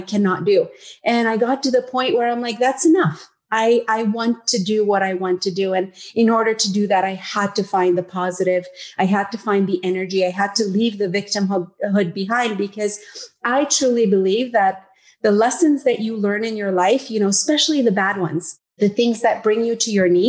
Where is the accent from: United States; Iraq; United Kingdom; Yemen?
Yemen; moved away as an adult; also born or lived in Uganda; now in Canada; I am a girl from Yemen